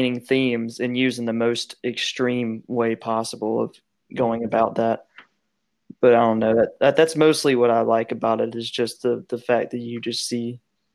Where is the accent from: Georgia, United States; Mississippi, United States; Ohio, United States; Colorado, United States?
Georgia, United States; accent: Southern; I'm from Georgia